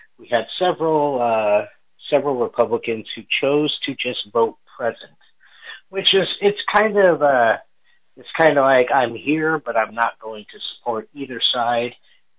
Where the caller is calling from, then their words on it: Texas, United States; I'm calling in from Texas, so we are an hour ahead here.